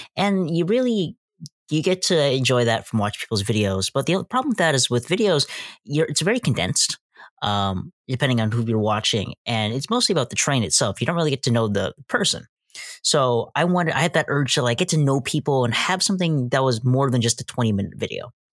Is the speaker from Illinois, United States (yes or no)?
yes; West Chicago, Illinois, United States; I'm from West Chicago